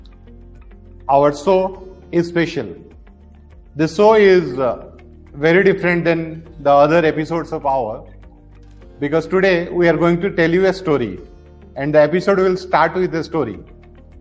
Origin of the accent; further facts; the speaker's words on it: India; being an Indian